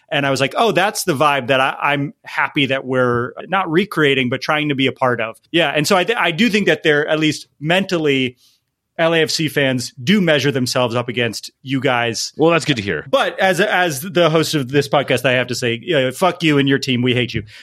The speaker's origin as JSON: {"language": "English", "region": "East Coast", "country": "United States", "tie": "born or raised there", "moved": "yes", "lives_now": "Los Angeles, United States", "said": "I grew up on the East Coast and I I wasn't into MLS and when Seattle and Portland came into the league, that's when I started to take notice of MLS"}